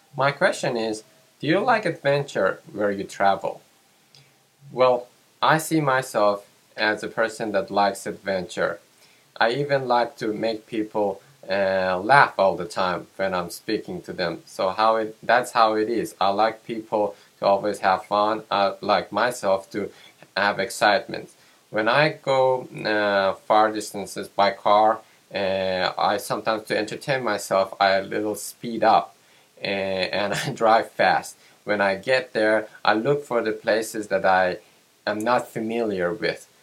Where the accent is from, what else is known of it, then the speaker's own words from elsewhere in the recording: Iran; from Iran